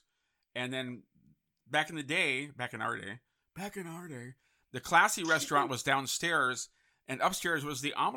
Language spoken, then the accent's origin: English; San Francisco, California, United States; I grew up in San Francisco.